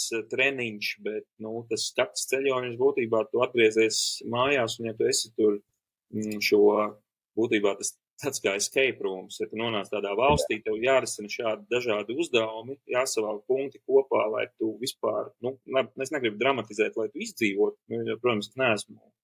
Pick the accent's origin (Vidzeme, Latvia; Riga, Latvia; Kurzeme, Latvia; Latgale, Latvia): Latgale, Latvia; Preiļi; es uzaugu mazā brīnišķīgā Latvijas mazpilsētā Prēļi